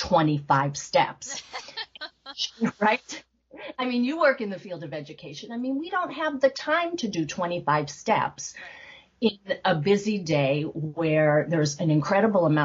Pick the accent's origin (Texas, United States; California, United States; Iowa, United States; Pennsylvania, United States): Pennsylvania, United States; Northeast; growing up in Northeast Pennsylvania